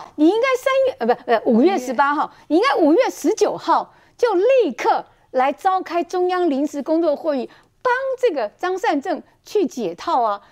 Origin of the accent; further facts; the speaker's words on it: Taoyuan, Taiwan; 我自己啊，是在桃园出生长大的，从小学到高中都是在桃园读书啊，所以对桃园是非常有感情